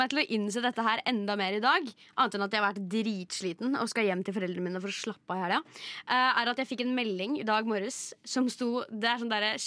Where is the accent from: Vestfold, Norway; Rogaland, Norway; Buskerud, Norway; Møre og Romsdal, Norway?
Vestfold, Norway; Jeg sa Gæli, rett og slett. Det er fordi jeg er fra Indre Vestfold.